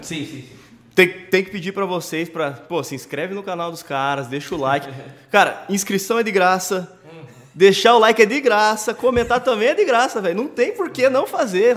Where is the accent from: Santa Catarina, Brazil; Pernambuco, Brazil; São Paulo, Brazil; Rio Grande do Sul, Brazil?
São Paulo, Brazil; Limeira; Sou de Limeira, né, interior de São Paulo aqui